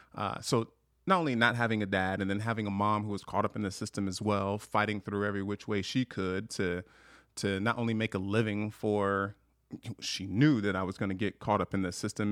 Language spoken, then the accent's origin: English; Long Beach, California, United States; moved away as an adult; now in Montana, United States; I grew up in Long Beach, California